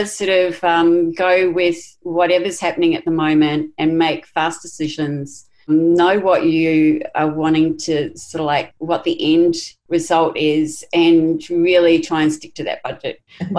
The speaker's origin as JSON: {"language": "English", "region": "Queensland", "country": "Australia", "said": "And I go, you know, as a Queenslander, it's not going to be straight."}